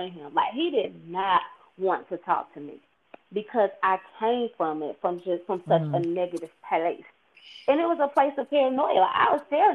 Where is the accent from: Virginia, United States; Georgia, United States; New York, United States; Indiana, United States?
Georgia, United States; rural Georgia town, United States; moved away as an adult; he worked in factories in my hometown